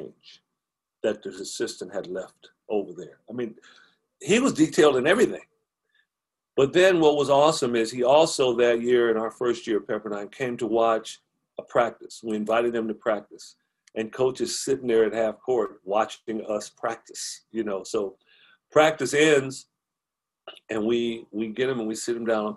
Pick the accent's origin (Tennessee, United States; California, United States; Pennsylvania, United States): California, United States; Compton; I grew up in Compton, where we would catch the bus on weekends for 2 hours to get to Westwood